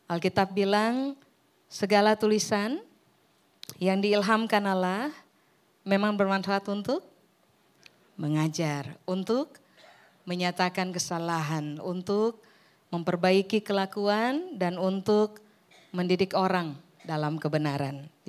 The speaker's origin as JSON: {"language": "Indonesian", "town": "Ambon", "region": "Maluku", "country": "Indonesia", "lives_now": "Surabaya, Indonesia", "said": "saya orang Ambon yang sudah menetap di Surabaya seribu tahun terakhir."}